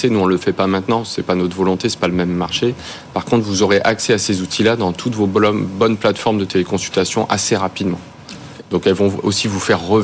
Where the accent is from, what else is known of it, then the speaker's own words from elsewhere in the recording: France; Nous, on est, on est français, on veut rester en France.